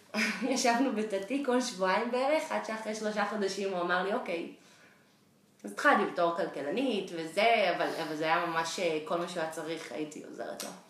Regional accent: Israel; moved away as an adult; also born or lived in Boston / New York; now in San Francisco, United States; אני ישראלית במקור, גרה היום בסן פרנסיסקו

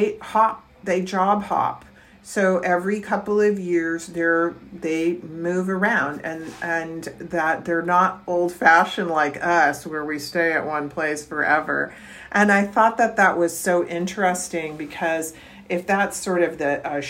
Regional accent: Virginia, United States; University of Mary Washington in Virginia, my home state

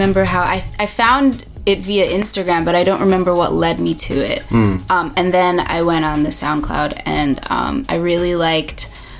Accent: Long Island, New York, United States; also born or lived in Brooklyn; I'm from Long Island, New York. I was born in the city, but I am Long Island at heart, suburban kid. And I moved around a lot, but New York was always home.

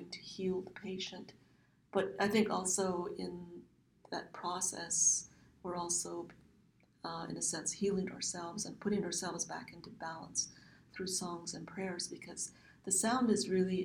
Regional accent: Navajo Nation, United States; first language Navajo; English is a second language; moved away as an adult; now in Phoenix, United States; Back home on the Navajo Nation homeland, you don't see walls around homes

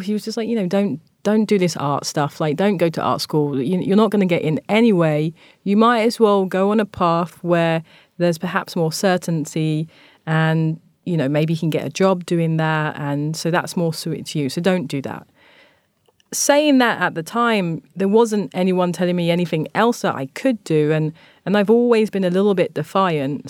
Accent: London, United Kingdom; moved away as an adult; also born or lived in Tokyo, Japan; growing up in Thamesmead, it's, it was a very racist and a very homophobic space

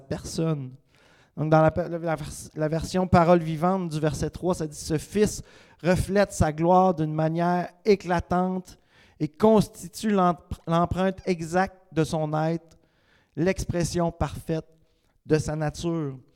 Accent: Quebec, Canada; Je suis un Québécois parce que le reste des Québécois me reconnaissent

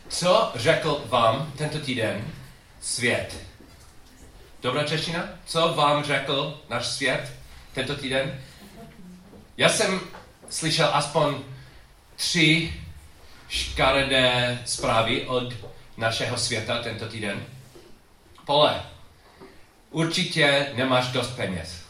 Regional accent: United States; Czech is a second language; moved away as an adult; also born or lived in Chicago; u nás v Americe

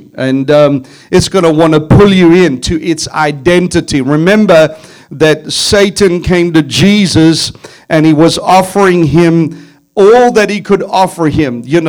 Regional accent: South Africa; Now, I come from South Africa, and as you know, a year ago, the Lord spoke to me about what was coming.

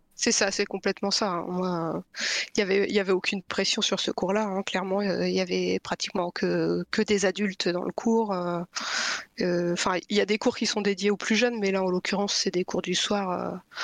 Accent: Lille, Hauts-de-France, France; moved away as an adult; also born or lived in Brittany / Pas-de-Calais / Toulouse / Paris region; now in Brest, France; j'ai grandi dans le nord de la France. Enfin, je suis née en Bretagne. J'ai grandi dans le nord de la France, près de Lille. Enfin, un peu à Lille et un peu autour.

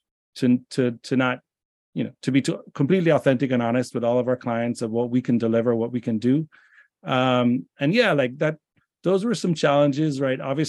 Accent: Jamaica; moved away; I'm from Jamaica originally

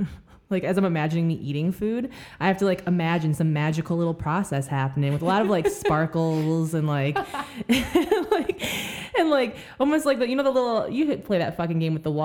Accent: Michigan, United States; I'm from Michigan

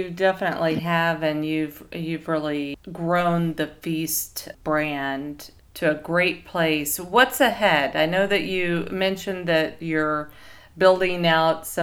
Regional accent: Davis, California, United States; moved away; I grew up in Davis, Davis, California

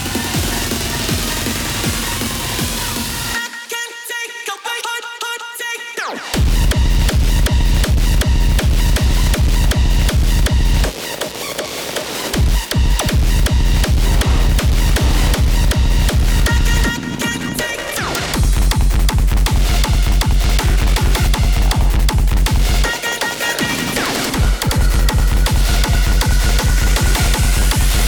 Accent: Norwich, East of England, United Kingdom; I'm from Norwich

